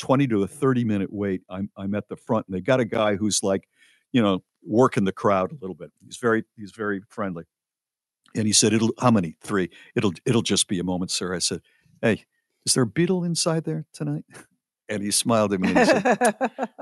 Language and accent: English; New Haven, Connecticut, United States; moved away; I am from New Haven, Connecticut originally